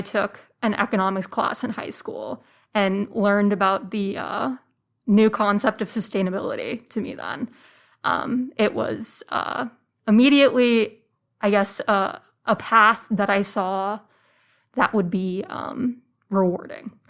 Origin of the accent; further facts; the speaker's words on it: Phoenix, Arizona, United States; I grew up in the suburbs of Phoenix, Arizona